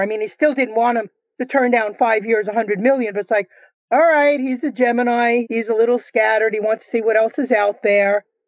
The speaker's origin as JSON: {"language": "English", "region": "New York", "country": "United States", "moved": "yes", "said": "I'm originally from New York."}